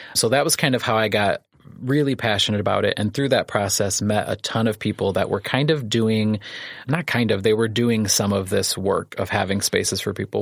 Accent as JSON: {"language": "English", "town": "Clifton", "region": "Illinois", "country": "United States", "tie": "born or raised there", "also_born_or_lived": "Manteno / Kankakee", "said": "I grew up in Clifton, so I'm an Iroquois County boy"}